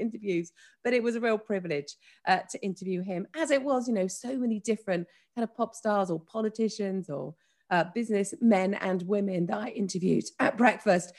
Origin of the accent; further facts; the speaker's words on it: Wiltshire, South West England, United Kingdom; I was born in Wiltshire, southwest of the UK, in a very rural setting. I went to a village school